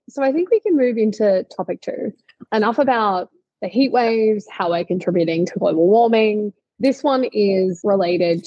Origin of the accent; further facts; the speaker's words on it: Australia; in Australia, my home country